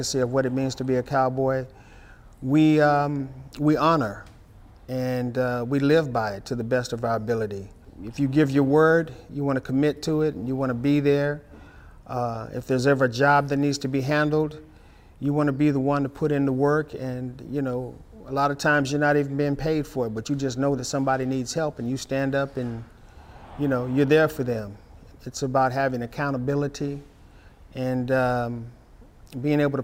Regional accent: Dallas, Texas, United States; I'm from Dallas, Texas

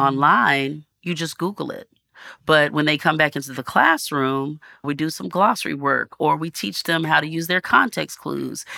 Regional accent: North Texas, United States; growing up in North Texas

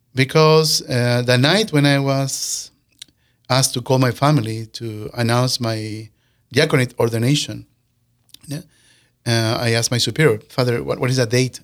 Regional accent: Peru; moved away as an adult; also born or lived in California / Saint Paul, Minnesota; now in Sioux Falls, United States; we came from Peru

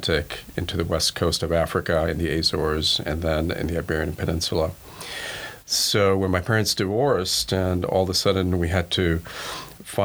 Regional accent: Cuba; English is a second language; also born or lived in Spain; now in United States

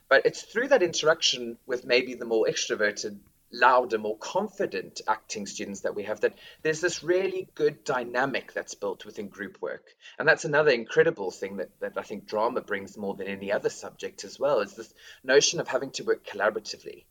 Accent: South Africa; moved away as an adult; now in Reading, United Kingdom; being South African

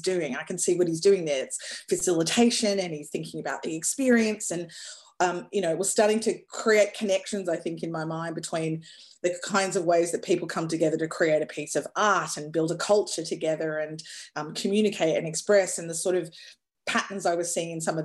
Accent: Darwin, Northern Territory, Australia; moved away as an adult; also born or lived in New York, United States; I grew up in Darwin

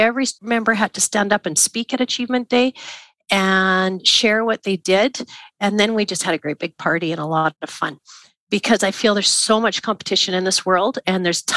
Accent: Craven, Saskatchewan, Canada; I was from Craven, Saskatchewan

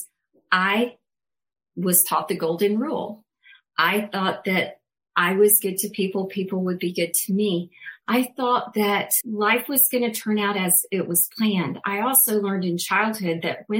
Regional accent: Alabama, United States; I'm from Alabama originally, had a Southern Baptist kind of background

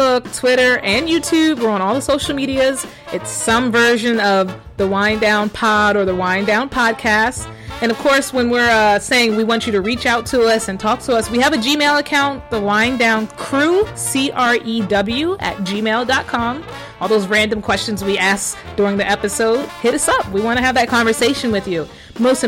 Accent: Baltimore, Maryland, United States; I grew up in the Baltimore area

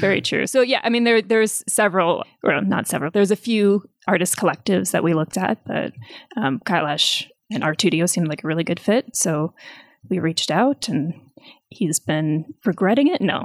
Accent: United States; now in Nepal; as an American, as a foreigner

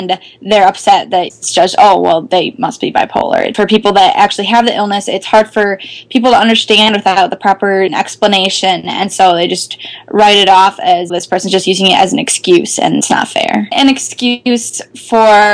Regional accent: Wisconsin, United States; I'm from Wisconsin

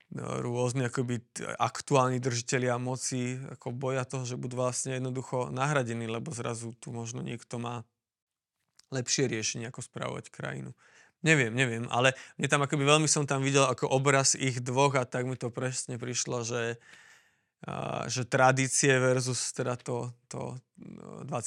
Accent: Slovakia; ja som tu doma

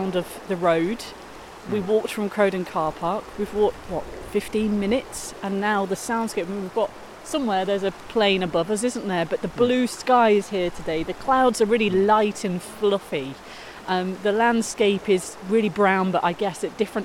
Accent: Coventry, West Midlands, United Kingdom; I grew up in Coventry, inner city

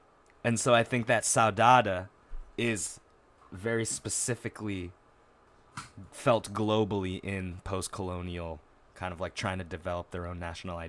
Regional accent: Japan; which I grew up with in Japan through Miyazaki films being the best avenue into

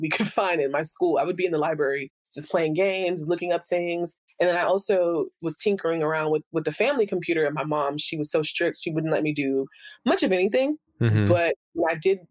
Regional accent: United States; also born or lived in Bahamas / Haiti (ancestry); we immigrated to the U.S., my mother and I only

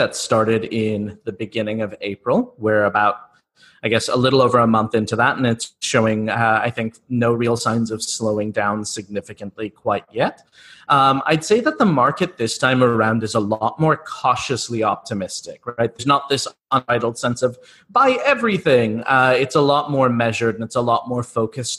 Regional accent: United States; both my co-founder and I grew up in the US.

